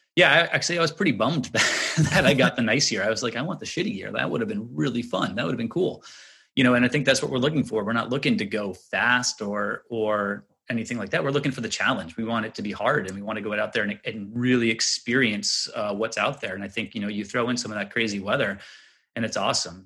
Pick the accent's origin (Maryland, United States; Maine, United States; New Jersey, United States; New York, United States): Maine, United States; Little Diamond Island; growing up on Little Diamond Island